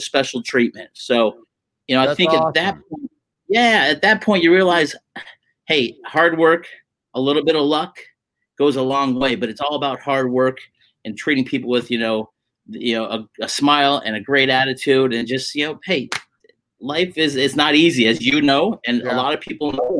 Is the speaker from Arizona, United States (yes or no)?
yes; Phoenix, Arizona, United States; moved away as an adult; also born or lived in Tucson, Arizona / Santa Monica, California / Hermosa Beach, California; I was born and raised in, Phoenix back in September 24th, 71. Grew up in that area.